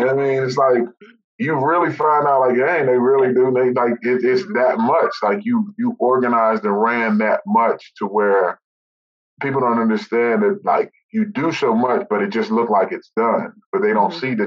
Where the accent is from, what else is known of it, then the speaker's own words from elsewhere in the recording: West Virginia, United States; moved away as an adult; now in Charlotte, United States; growing up in West Virginia